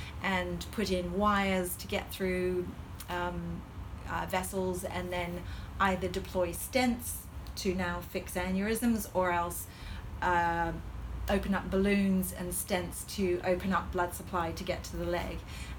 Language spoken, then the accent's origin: English; Hong Kong; accent: Hong Kong colonial; I feel that my accent is actually a Hong Kong colonial accent, which has a slight American twang to it.